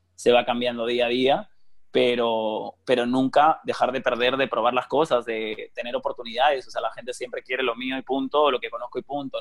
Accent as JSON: {"language": "Spanish", "town": "Elche", "region": "Valencian Community", "country": "Spain", "moved": "as an adult", "said": "Valencia y está Alicante y Elche, que es de donde yo soy"}